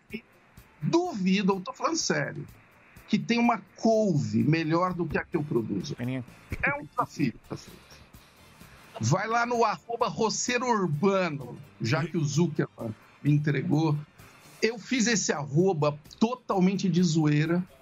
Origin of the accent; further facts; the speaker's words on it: Ituverava, São Paulo, Brazil; moved away; eu sou do interior, né? Eu sou de Tuverável. Eu, a minha infância foi, foi ligada a fazenda